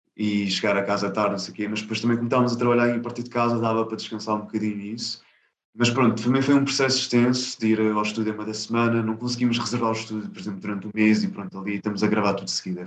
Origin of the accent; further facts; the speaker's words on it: Lisbon, Portugal; eu nasci em Lisboa, em uh -huh. Portugal, Uhum. Uh, só que tenho origens indianas, dos dois lados